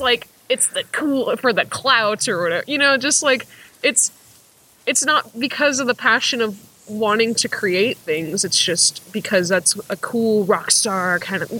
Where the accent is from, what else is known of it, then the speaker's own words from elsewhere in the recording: Sacramento, California, United States; I am from Sacramento